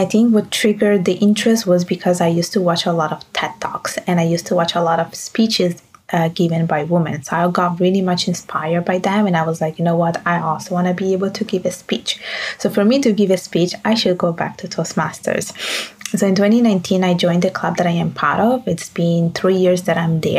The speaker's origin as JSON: {"language": "English", "country": "Italy", "tie": "born or raised there", "also_born_or_lived": "Bangladesh", "second_language": "English", "moved": "as an adult", "lives_now": "Montreal, Canada", "said": "I am Italian by birth and Bengali by blood and Canadian by law. And I did my studies in Montreal, my university studies in Montreal, but I did the rest of my education back at home in Italy"}